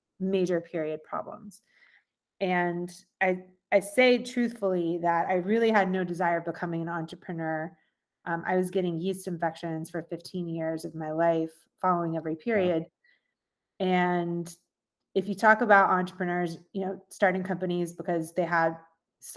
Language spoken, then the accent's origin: English; Sugar Hill, Georgia, United States; I grew up in Sugar Hill, Georgia. It's about an hour